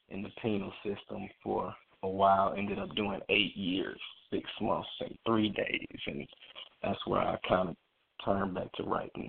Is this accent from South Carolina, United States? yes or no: no; Kansas City, Missouri, United States; I'm from Kansas City, Missouri. I grew up in the inner city, street 27th Street